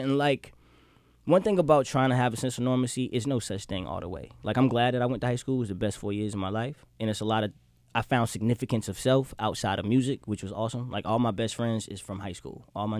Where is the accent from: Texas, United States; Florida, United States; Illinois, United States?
Florida, United States; Miami; I'm from Miami, so I got bad temper and a crazy mouth.